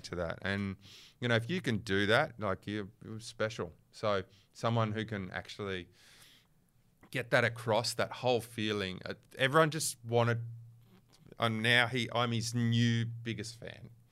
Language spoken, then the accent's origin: English; Western Australia, Australia; I'm from West, I'm West Australian